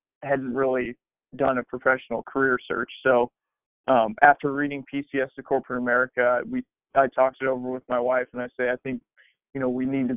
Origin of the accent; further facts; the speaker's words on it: Kansas City, Missouri, United States; my wife's family's from Kansas City, I'm from Kansas City.